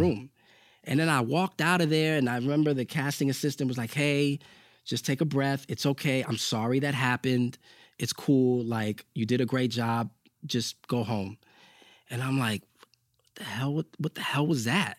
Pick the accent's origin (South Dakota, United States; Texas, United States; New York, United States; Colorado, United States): New York, United States; New York City